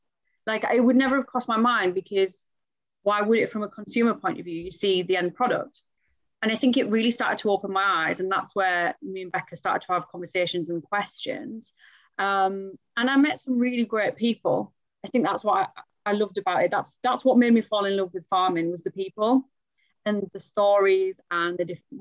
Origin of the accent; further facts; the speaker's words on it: Middlesbrough, North East England, United Kingdom; I'm from Middlesbrough